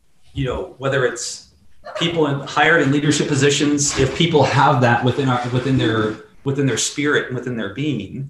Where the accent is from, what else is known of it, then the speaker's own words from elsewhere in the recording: Midwest, United States; I grew up in the Midwest.